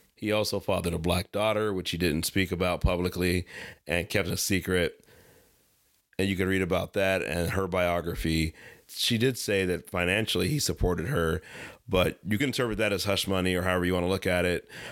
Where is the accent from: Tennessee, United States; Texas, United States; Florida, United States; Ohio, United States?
Ohio, United States; I'm actually from Ohio and probably grew up and lived about forty minutes away from East Palestine